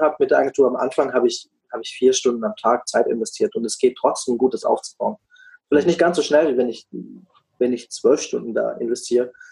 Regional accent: Black Forest, Baden-Württemberg, Germany; moved away as an adult; also born or lived in Freiburg; now in United States; ich komme ursprünglich auch aus, ähm, aus einer ganz ähnlichen Richtung wie, wie der Dom aus dem Schwarzwald, aus einem ganz kleinen Kaff

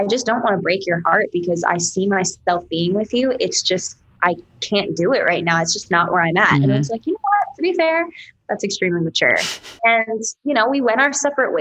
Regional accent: New York, United States; I'm from New York and I get loud and I talk with my hands.

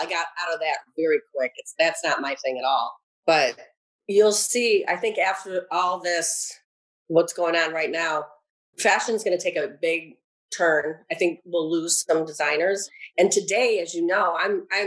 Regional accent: Michigan, United States; accent: Michigan; moved away as an adult; now in New York, United States; I'm from Michigan. I'm going to have a Michigan accent

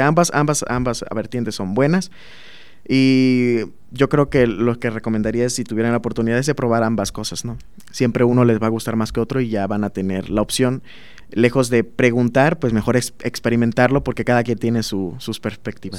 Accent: Minatitlán, Veracruz, Mexico; moved away as an adult; now in Celaya, Mexico; en el sur de Veracruz, que es donde yo soy, soy de Minatitlán

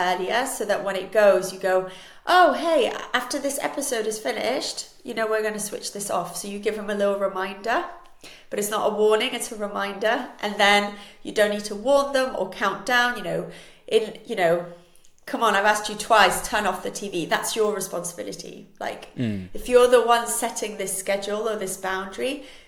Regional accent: Switzerland; first language Spanish; English is a second language; I was raised in Switzerland, and we moved there before I was two. So for me, Switzerland is home, but I would define myself as Spanish

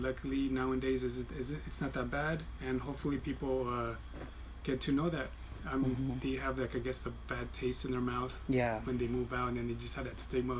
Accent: Wilmington, California, United States; also born or lived in Harbor City; If there was a hospital in Wilmington, I would have been born. But we were born in Harbor City.

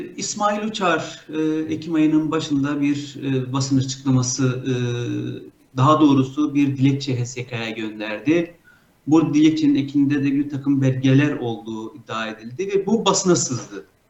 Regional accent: Mardin, Turkey; Mardinliyim, İstanbul Üniversitesi Hukuk Fakültesi mezunuyum

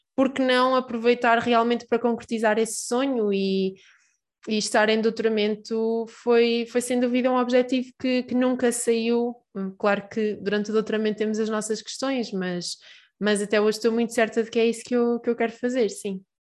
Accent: Peniche, Centro, Portugal; moved away as an adult; now in Aveiro, Portugal; eu sou de Peniche

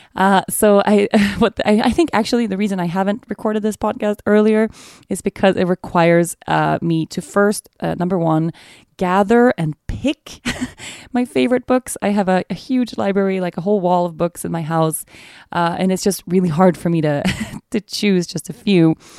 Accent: Sweden; now in Aruba; Sweden, my home country

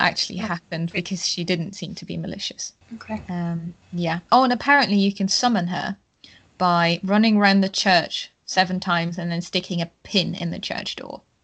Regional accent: Germany; I am from Germany

